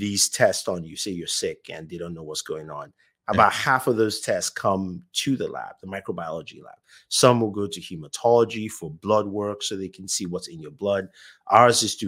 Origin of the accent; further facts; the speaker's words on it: Nigeria; moved away as an adult; now in United States; I was born in Nigeria.